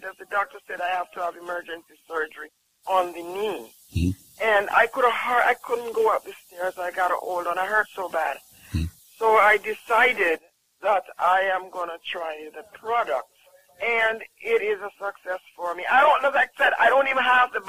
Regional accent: Jamaica

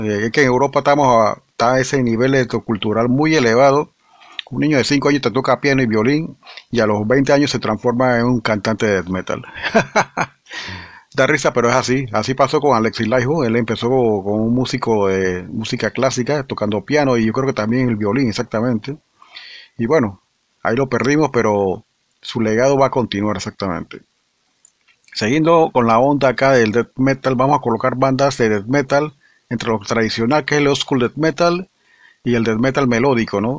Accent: Panama; aquí del país vecino de nosotros

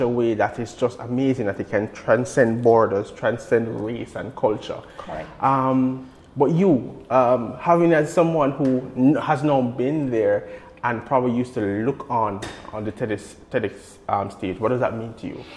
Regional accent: Jamaica; as a Jamaican

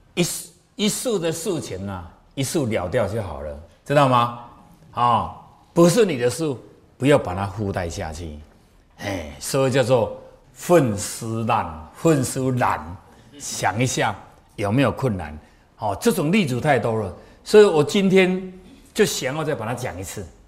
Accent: Taiwan; 我们台湾人

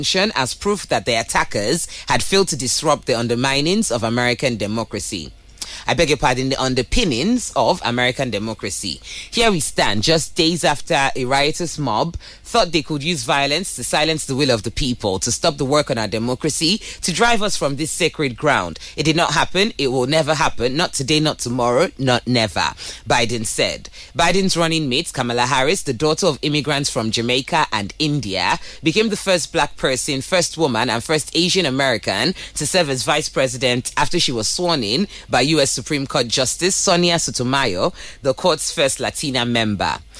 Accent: Nigeria; I'm Nigerian

